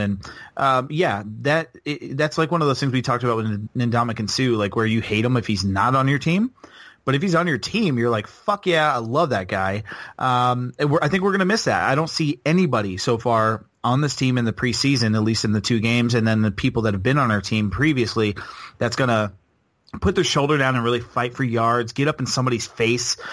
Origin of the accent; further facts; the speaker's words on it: Florida, United States; moved away as an adult; now in North Carolina, United States; I'm 31, so still Florida overrules, and I was born there